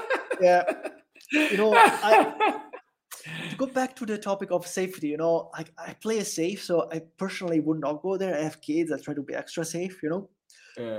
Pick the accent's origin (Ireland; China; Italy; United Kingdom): Italy; first language Italian; English is a second language; also born or lived in Jacksonville, Florida; now in El Salvador; I'm also from Italy